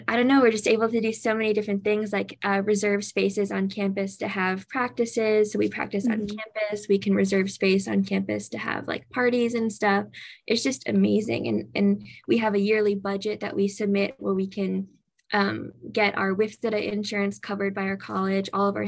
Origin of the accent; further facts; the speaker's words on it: Savannah, Georgia, United States; now in Atlanta, United States; Savannah, Georgia, which is my hometown